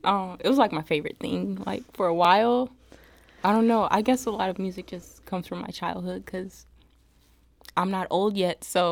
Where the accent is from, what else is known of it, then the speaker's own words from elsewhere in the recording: St. Louis, Missouri, United States; St. Louis will always, like, be close to my heart because it's my hometown.